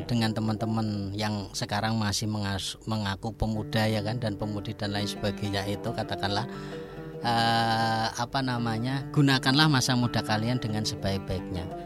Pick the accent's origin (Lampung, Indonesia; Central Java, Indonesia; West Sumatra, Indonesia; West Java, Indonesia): Central Java, Indonesia; Rembang; uh, saya juga itu sebagai pembina Ibnu PPNU di apa namanya desa saya, Gus.